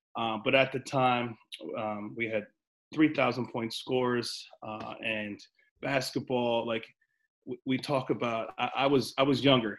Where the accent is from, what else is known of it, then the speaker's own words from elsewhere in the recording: Princeton, New Jersey, United States; I'm from Princeton. I grew up in Princeton.